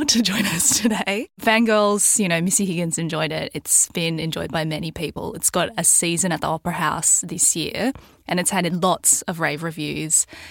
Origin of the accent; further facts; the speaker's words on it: Mission Beach, Queensland, Australia; moved away as an adult; now in Sydney, Australia; where I grew up in Mission Beach in far north Queensland